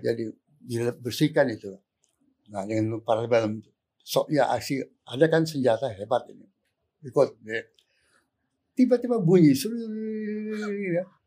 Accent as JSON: {"language": "Indonesian", "area": "Minangkabau", "region": "West Sumatra", "country": "Indonesia", "said": "background saya Minang, Minangkabau."}